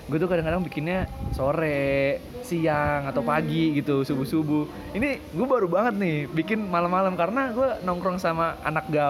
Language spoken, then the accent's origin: Indonesian; Sukabumi, West Java, Indonesia; Kayak gue asalnya dari Sukabumi, Jawa Barat.